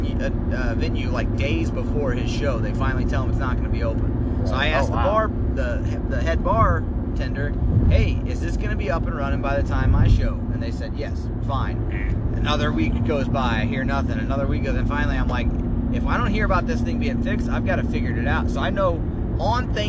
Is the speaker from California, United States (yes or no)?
no; Granite City, Illinois, United States; running my hometown